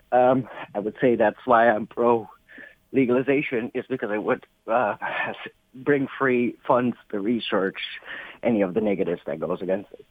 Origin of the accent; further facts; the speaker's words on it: Amsterdam, North Holland, Netherlands; now in Ferndale, United States; I'm born and raised in Amsterdam